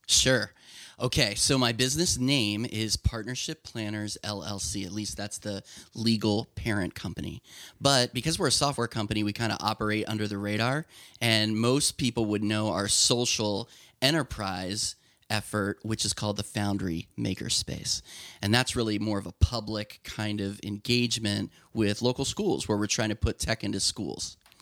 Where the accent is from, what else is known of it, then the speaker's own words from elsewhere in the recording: Lancaster County, Pennsylvania, United States; I grew up in Lancaster County